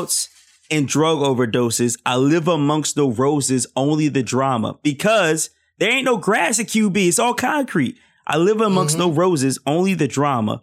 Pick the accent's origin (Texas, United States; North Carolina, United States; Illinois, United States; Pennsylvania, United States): Pennsylvania, United States; Philadelphia; I grew up in Philly